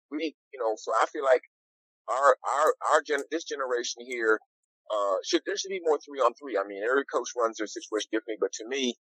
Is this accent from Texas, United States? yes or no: yes; Houston, Texas, United States; also born or lived in Wisconsin; I was born and raised in Houston, grew up in Windsor Village.